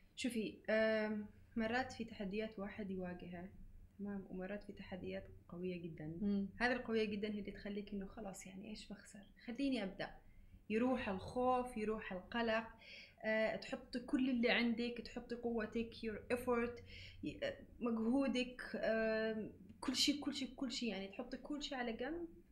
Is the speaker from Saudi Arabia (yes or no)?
no; Yemen; now in Dubai, United Arab Emirates; اني يمنيه